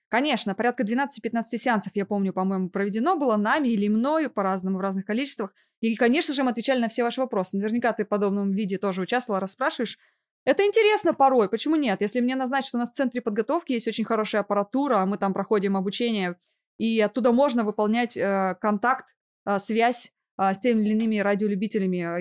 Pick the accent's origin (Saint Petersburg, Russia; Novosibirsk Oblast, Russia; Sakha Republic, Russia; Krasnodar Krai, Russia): Novosibirsk Oblast, Russia; Novosibirsk; moved away as an adult; Я родом из Новосибирска. Да. И не просто родом. Я там выросла и получила образование, начиная от детского сада, заканчивая высшим учебным заведением